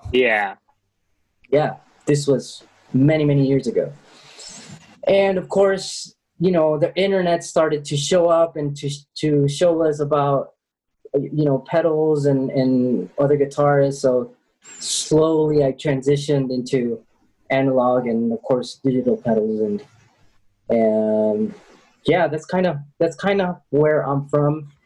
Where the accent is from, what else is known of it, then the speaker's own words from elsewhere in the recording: Chicago, Illinois, United States; now in Medellin, Colombia; I grew up in Chicago.